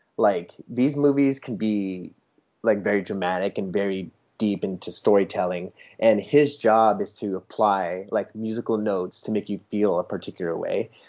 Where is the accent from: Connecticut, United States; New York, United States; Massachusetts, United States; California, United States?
California, United States; San Diego; moved away as an adult; also born or lived in Arizona / Seattle; now in Germany; I grew up in San Diego, California